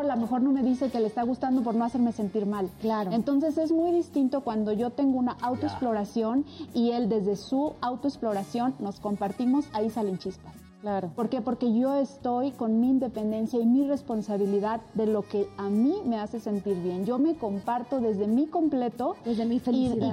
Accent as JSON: {"language": "Spanish", "town": "Rioverde", "region": "San Luis Potosí", "country": "Mexico", "tie": "born or raised there", "said": "de Río Verde, que es donde yo nací"}